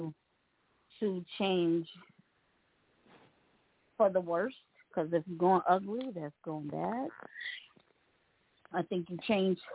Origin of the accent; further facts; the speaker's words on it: New York City, New York, United States; moved away; I'm always gonna rep and claim the Bronx. My home.